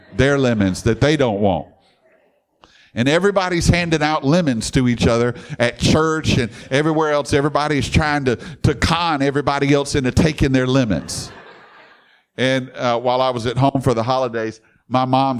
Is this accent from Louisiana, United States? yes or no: yes; Baton Rouge, Louisiana, United States; I grew up in Baton Rouge with LSU